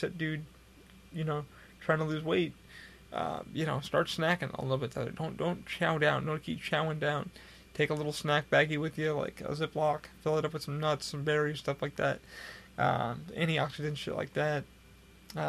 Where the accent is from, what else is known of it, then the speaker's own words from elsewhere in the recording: Rochester, New York, United States; now in Florida, United States; I had somebody the other day from my hometown come up to me, and I was at Rochester, New York